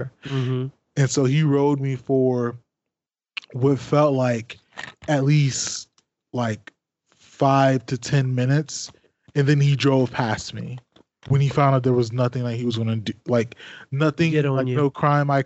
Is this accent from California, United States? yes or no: no; PG County, Maryland, United States; also born or lived in Washington, D.C. / West Virginia; I was born in Washington, D.C. I lived in PG County, Maryland from like the fifth grade up until I graduated and went to WVU